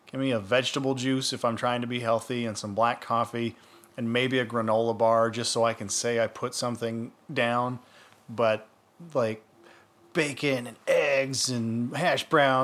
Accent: Boston, Massachusetts, United States; That was real. Guys, that's my real dick, guys. I'm from Boston. That's the way every dick looks.

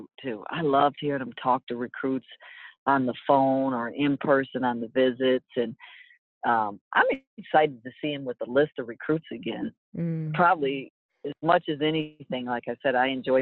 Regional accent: Michigan, United States; moved away; growing up in Michigan

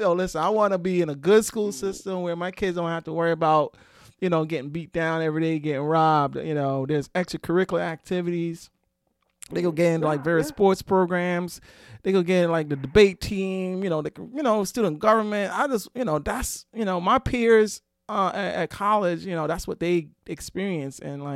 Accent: New York City, New York, United States; I grew up in Brooklyn

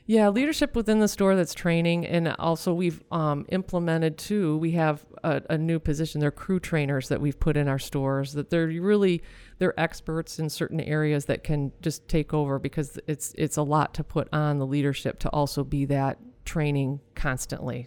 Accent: Michigan, United States; we're from Michigan

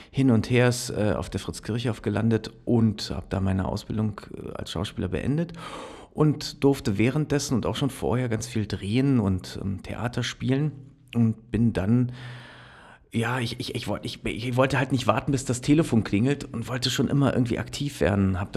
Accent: Berlin, Germany; ich bin aufge also aufgewachsen und geboren tatsächlich in Berlin. Ähm, äh, habe da meine Kindheit verbracht

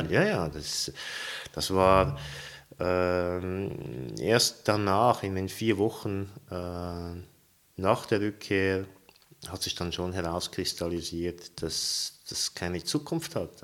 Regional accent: Zurich, Switzerland; moved away as an adult; also born or lived in St. Petersburg, Russia; now in Uster, Switzerland; obwohl ich in Zürich aufgewachsen bin

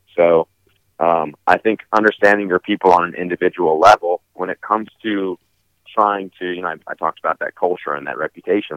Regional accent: Southern California, United States; where I grew up in Southern California

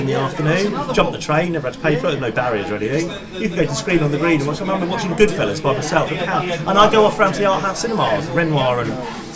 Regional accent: England, United Kingdom; accent: English; also born or lived in New Zealand; Though I was brought up fundamentally in the UK and I sound English, in lots of ways I am English, and I was educated in the English way

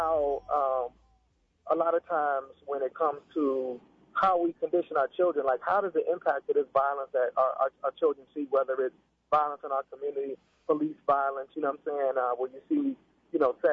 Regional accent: Pittsburgh, Pennsylvania, United States; I was from Pittsburgh

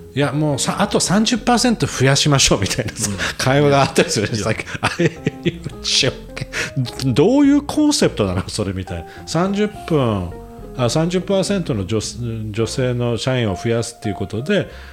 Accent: Japan; moved away; ここで生まれ育った

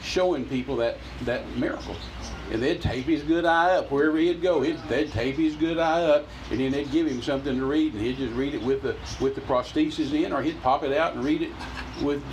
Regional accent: Midland, Texas, United States; I'm from Midland, that's 20 miles away

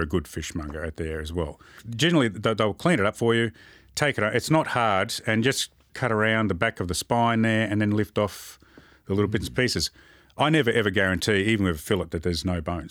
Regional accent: Moorabbin, Victoria, Australia; also born or lived in Port Lincoln, South Australia; I grew up in Moorabbin.

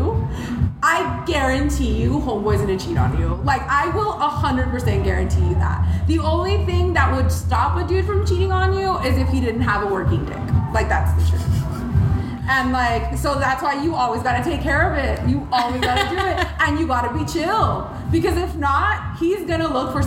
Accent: tiny town in Minnesota, United States; born or raised there; first language Spanish; English is a second language; also born or lived in Mexico / Monterrey (family)

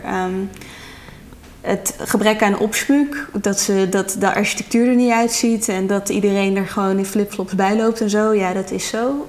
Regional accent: Netherlands

